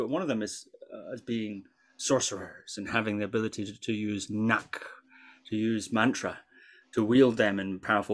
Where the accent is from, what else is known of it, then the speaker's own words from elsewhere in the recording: Shetland Islands, Scotland, United Kingdom; I grew up on the Shetland Islands